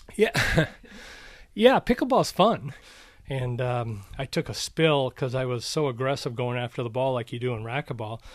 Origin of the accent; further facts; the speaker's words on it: Minnesota, United States; moved away; also born or lived in Arizona; when I grew up in Minnesota